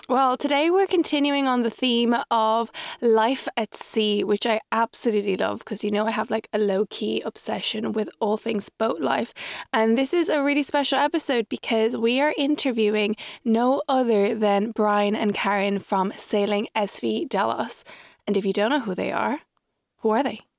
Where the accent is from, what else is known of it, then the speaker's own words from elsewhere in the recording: Ireland; also born or lived in Mexico; I was raised in Ireland